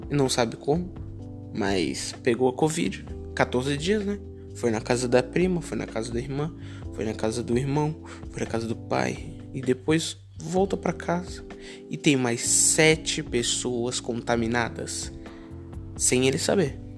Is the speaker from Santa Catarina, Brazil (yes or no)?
yes; Florianópolis, Santa Catarina, Brazil; Mas eu sou de Floripa, de SC.